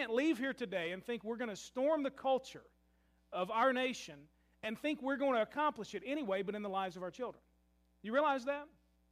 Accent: Louisville, Kentucky, United States; I love my hometown of Louisville, Kentucky

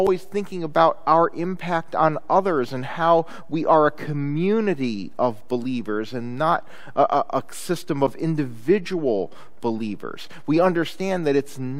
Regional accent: Chicago, Illinois, United States; when I was growing up in Chicago, my family liked to take driving vacations

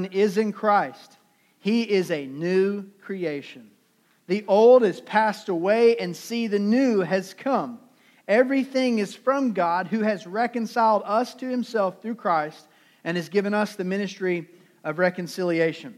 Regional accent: Durham, North Carolina, United States; I'm from Durham. Durham is in the middle of our state.

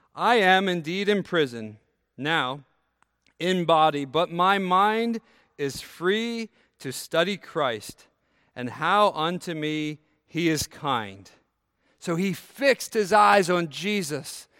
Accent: United States; So I grew up near Maryland

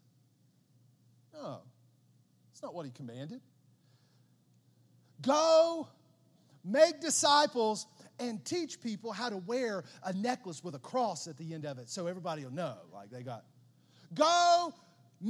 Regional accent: Southern West Virginia, United States; growing up in Southern West Virginia

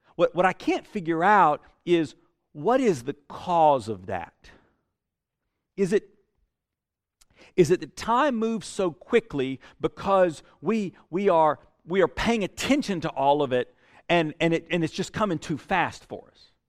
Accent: Statesboro, Georgia, United States; also born or lived in Houston County, Georgia; I grew up in Statesboro. I mean, that's South Georgia.

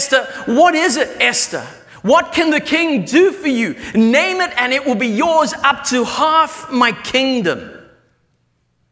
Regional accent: South Africa; moved away; I come from South Africa where it's metric

